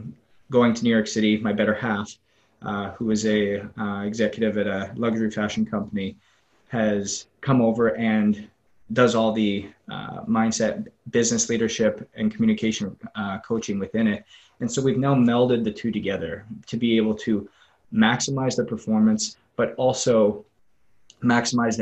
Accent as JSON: {"language": "English", "region": "Northwest Canada", "country": "Canada", "tie": "born or raised there", "also_born_or_lived": "Southwest Florida", "moved": "as an adult", "lives_now": "Florida, United States", "said": "it's a long road from Northwest Canada down to Southwest Florida, where I currently am"}